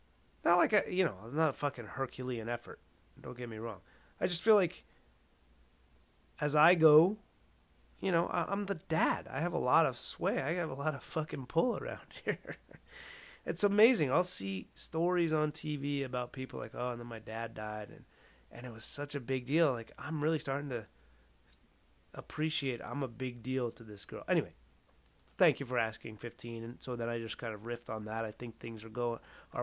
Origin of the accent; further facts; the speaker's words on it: West Coast, United States; I'm from the West Coast, so, where I grew up